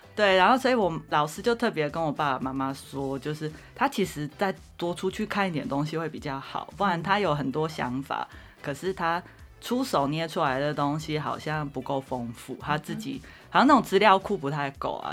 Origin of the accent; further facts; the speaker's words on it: Zhudong, Hsinchu County, Taiwan; moved away as an adult; also born or lived in Taichung, Taiwan / Taipei, Taiwan / New York, United States / Boston, United States; 我本来其实是乡下小孩，我在竹东长大这样子